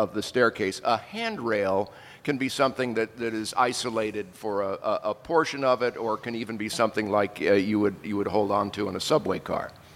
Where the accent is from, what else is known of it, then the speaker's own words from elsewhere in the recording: Haverhill, Massachusetts, United States; now in Los Angeles, United States; the house I grew up in in Haverhill, Massachusetts